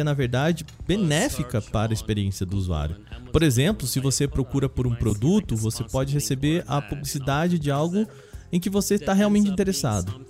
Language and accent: Portuguese; Brazil